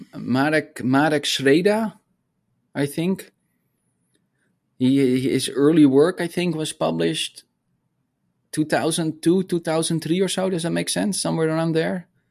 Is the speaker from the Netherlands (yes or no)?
yes; Netherlands; moved away as an adult; also born or lived in Arizona; I grew up in the Netherlands